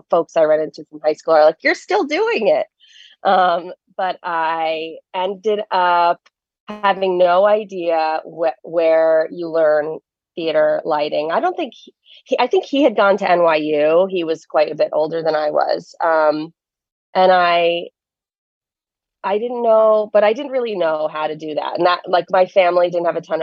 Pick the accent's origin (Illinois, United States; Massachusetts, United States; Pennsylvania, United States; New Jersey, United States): New Jersey, United States; now in New York City, United States; I grew up in New Jersey, right outside the city